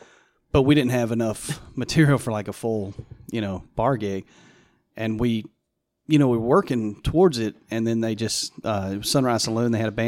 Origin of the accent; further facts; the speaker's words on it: Greer, South Carolina, United States; moved away as an adult; also born or lived in Seattle / Indianapolis; I grew up in Greer. I lived in Seattle for a while and then Indianapolis for a few years, but I came back and don't ever plan on leaving again.